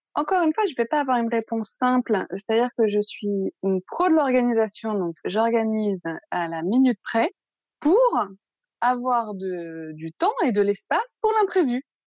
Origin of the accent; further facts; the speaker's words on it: Paris, Île-de-France, France; moved away as an adult; now in Marseille, France; je suis originaire de Paris